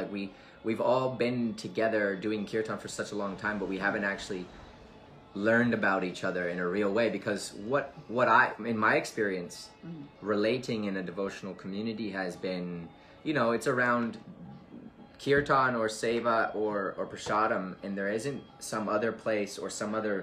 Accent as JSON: {"language": "English", "country": "India", "tie": "born or raised there", "said": "growing up in India"}